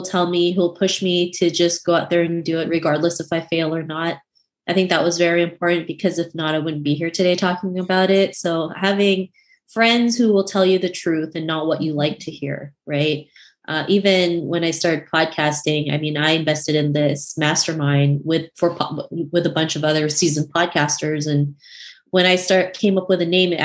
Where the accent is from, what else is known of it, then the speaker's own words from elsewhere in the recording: Canada; my upbringing growing up in Canada.